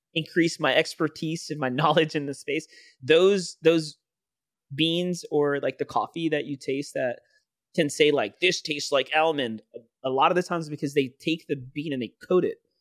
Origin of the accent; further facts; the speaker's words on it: New York City, New York, United States; growing up in the Bronx, New York City